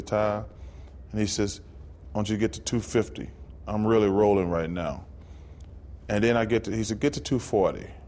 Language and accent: English; Alabama, United States; all these are places I grew up in Alabama.